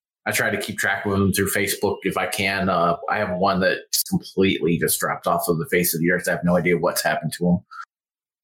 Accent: western New York State, United States; moved away; I grew up in the Northeast. I grew up in New York State.

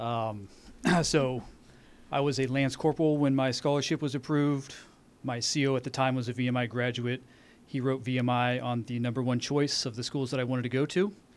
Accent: Dayton, Ohio, United States; I grew up in Dayton, Ohio

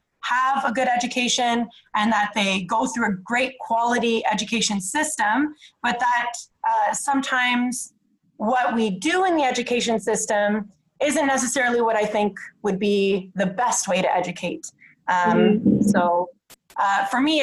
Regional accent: Toronto, Ontario, Canada; also born or lived in Vancouver; now in Montreal, Canada; I'm originally from Toronto

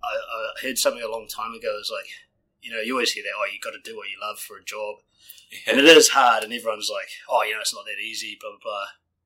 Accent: Auckland, New Zealand; moved away as an adult; now in Queenstown, New Zealand; I guess I'm originally from South Auckland.

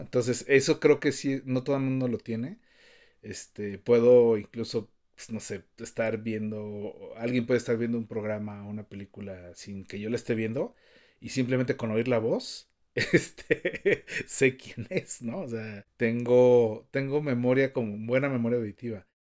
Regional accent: Mexico City, Mexico; soy el más chilango de todos los chilangos. Nací, crecí y moriré seguramente en la Ciudad de México.

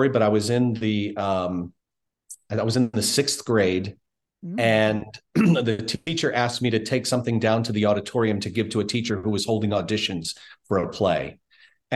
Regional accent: Baltimore, Maryland, United States; I grew up in Baltimore

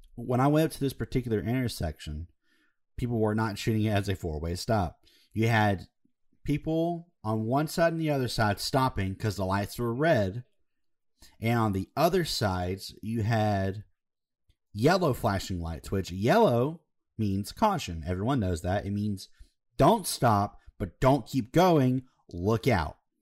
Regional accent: Alabama, United States; we're from Alabama

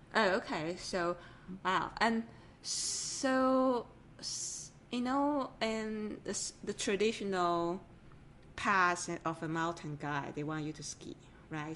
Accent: Taiwan; moved away; I grew up in an island from Taiwan originally.

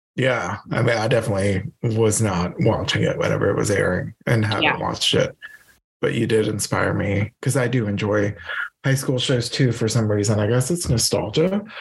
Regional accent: Louisiana, United States; also born or lived in Iowa; I'm a Louisiana boy

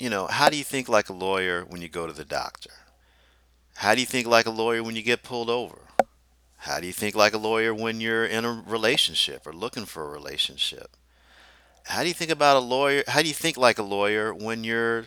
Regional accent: Deep South, United States; I grew up in the Deep South

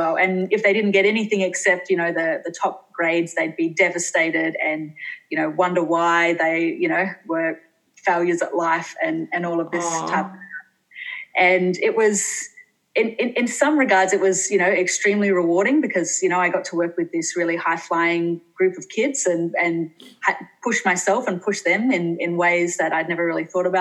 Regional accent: Australia; accent: Australian; moved away as an adult; also born or lived in Singapore; now in Finland; You might have to tell from my accent that I'm Australian

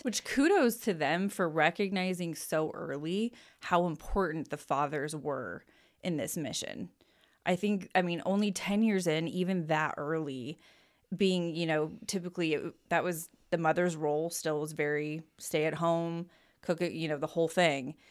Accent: Boise, Idaho, United States; born in Saint Luke's downtown Boise. Um, lived here until the day after I turned eighteen

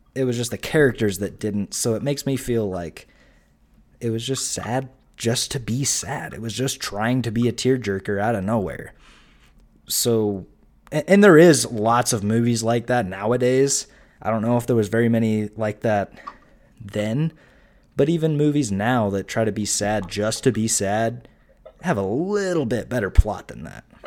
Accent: United States; we're American

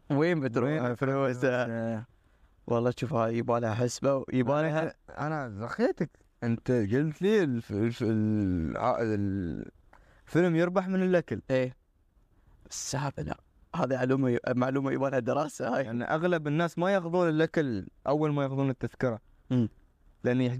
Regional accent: United Arab Emirates; كريت الافلام عندنا في الامارات

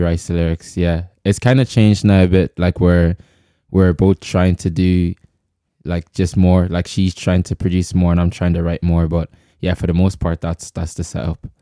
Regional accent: Ireland; also born or lived in Congo; I grew up here

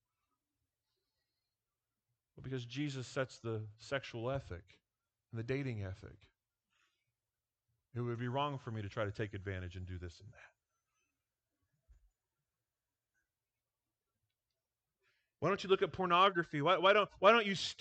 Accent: Iowa, United States; moved away as an adult; now in Nebraska, United States; I grew up in Iowa

